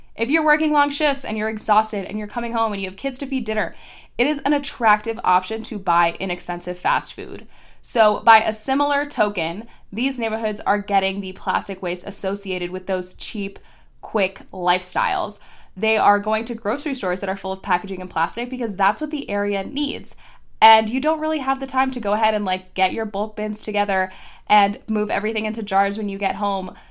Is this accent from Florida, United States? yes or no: yes; Florida, United States; my home state of Florida